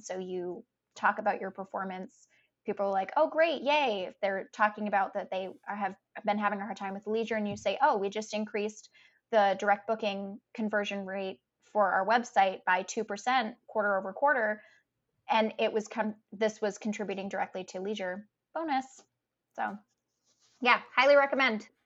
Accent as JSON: {"language": "English", "town": "Providence", "region": "Rhode Island", "country": "United States", "tie": "born or raised there", "said": "I grew up in Providence, Rhode Island"}